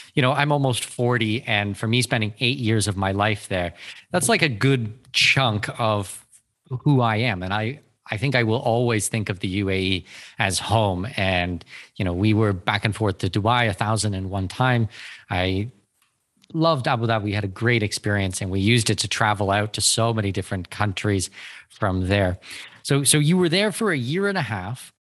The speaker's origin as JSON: {"language": "English", "country": "Canada", "moved": "yes", "said": "I'm Canadian"}